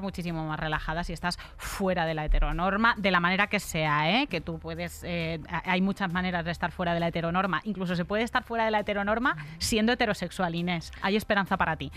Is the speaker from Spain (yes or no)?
yes; Madrid, Community of Madrid, Spain; Soy de Usera, born and raised en Usera.